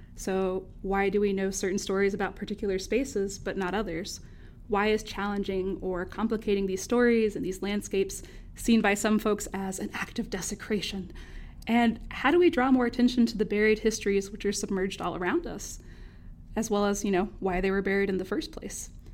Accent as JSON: {"language": "English", "region": "North Carolina", "country": "United States", "tie": "born or raised there", "also_born_or_lived": "Winston-Salem, North Carolina", "accent": "Southern", "said": "growing up in the Southern U S"}